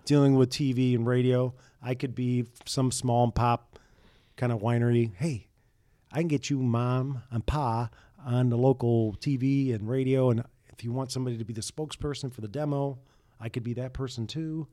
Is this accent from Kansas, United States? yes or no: no; St. Joseph, Michigan, United States; moved away as an adult; also born or lived in Buffalo, New York; fat kid, growing up in Saint Joe, watching the station, watching the Cubs